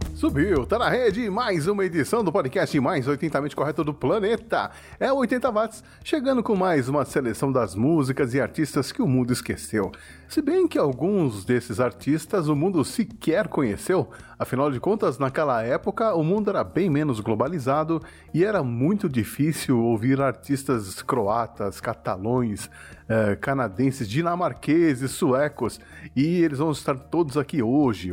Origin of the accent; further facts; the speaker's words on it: Brazil; nós brasileiros